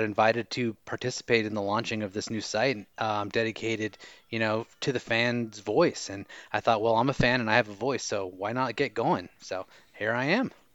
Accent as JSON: {"language": "English", "area": "Orange County", "region": "Southern California", "country": "United States", "moved": "yes", "lives_now": "Costa Rica", "said": "I am originally from Southern California in Orange County, so I've been uh, a local Charger fan there in the states"}